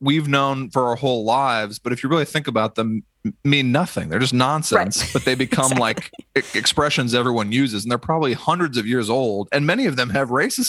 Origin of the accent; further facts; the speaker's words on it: Missouri, United States; now in Los Angeles, United States; somewhere in Missouri, my hometown